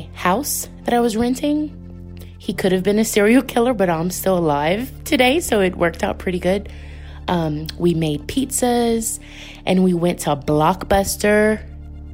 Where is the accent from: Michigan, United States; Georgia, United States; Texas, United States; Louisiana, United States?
Louisiana, United States; I'm from Louisiana